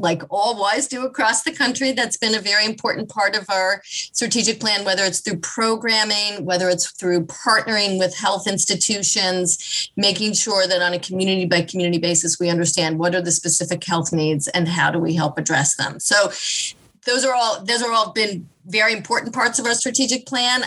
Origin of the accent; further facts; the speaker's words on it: Kansas City, United States; I grew up in Kansas. I grew up in Kansas City